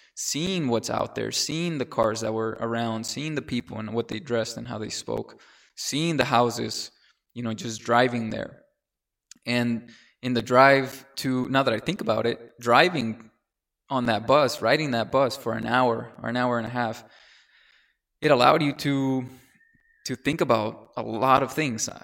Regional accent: San Diego, California, United States; English is a second language; also born or lived in Mexico / Oklahoma; went to elementary school in Linda Vista in a, in a town, in a city in San Diego, California.

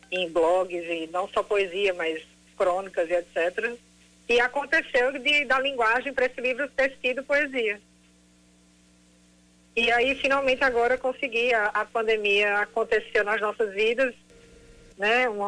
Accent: João Pessoa, Paraíba, Brazil; also born or lived in Rio de Janeiro / San Francisco; now in New York, United States; Há muitos anos eu sou de João Pessoa, morei uns anos no Rio e morei em São Francisco, depois acabei findando em Nova York.

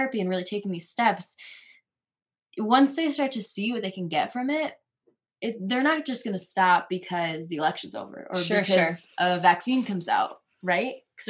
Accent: Connecticut, United States; moved away as an adult; now in Colorado, United States; my home state of Connecticut

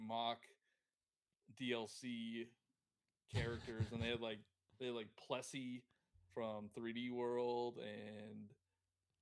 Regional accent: United States; I'm American

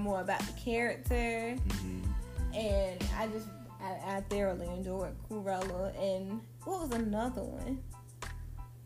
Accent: North Carolina, United States; we're from North Carolina

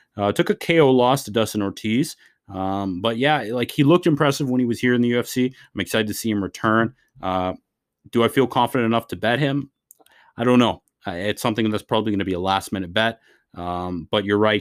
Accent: Canada; As a Canadian guy

